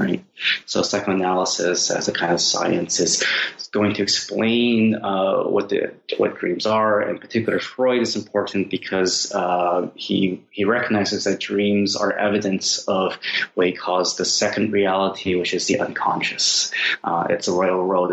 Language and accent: English; Seattle, Washington, United States; a Chinese American kid growing up in Seattle